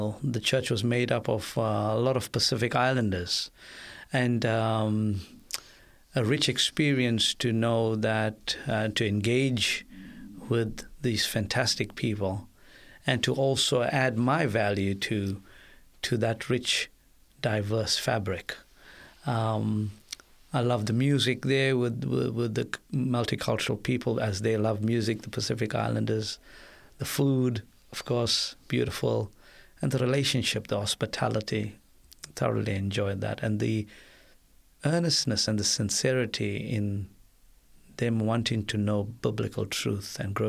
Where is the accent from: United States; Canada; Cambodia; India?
India; now in Australia; Being an Indian as well, to let go was also painful. But the Lord has been so good that despite the fact that we don't have any families in Australia